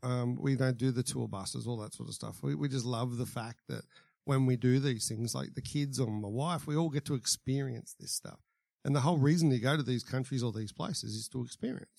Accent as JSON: {"language": "English", "town": "The Entrance", "region": "New South Wales", "country": "Australia", "tie": "born or raised there", "said": "I grew up at the entrance"}